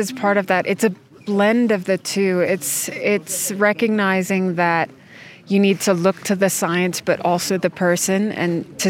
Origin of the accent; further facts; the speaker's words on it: United States; born there; also born or lived in Denmark; I was born in the United States.